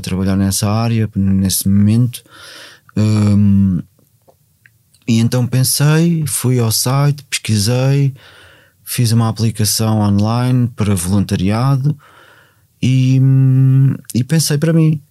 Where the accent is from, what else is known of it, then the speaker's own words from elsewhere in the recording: Portugal; comecei a ir a Cruz, onde eu, onde eu cresci